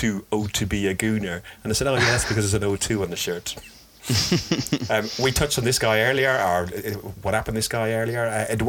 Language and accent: English; Ireland; I'm Irish.